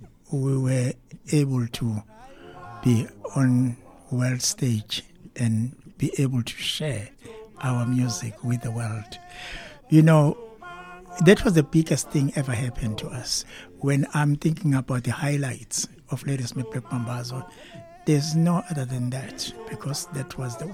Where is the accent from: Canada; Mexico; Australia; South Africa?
South Africa; cannot disappoint this guy because he has done so much for our country. And then after that, he named us as a South African cultural ambassador.